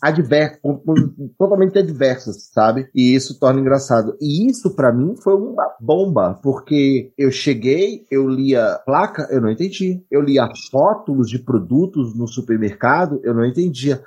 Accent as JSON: {"language": "Portuguese", "town": "Salvador", "region": "Bahia", "country": "Brazil", "tie": "born or raised there", "also_born_or_lived": "Barreiras, Bahia", "moved": "as an adult", "said": "Eu sou nascido e criado em Salvador, e aí no início de 2000, né, minha chegada à beira da idade adulta, me movi para Barreiras."}